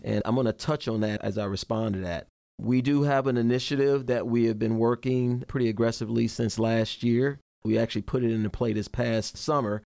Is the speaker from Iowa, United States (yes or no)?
no; Chicago, Illinois, United States; moved away as an adult; I'm born and raised in Chicago, Illinois. I left there in eighty-six to join the Army